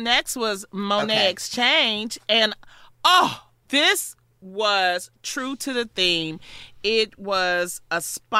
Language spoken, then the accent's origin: English; Detroit, Michigan, United States; I'm from Detroit.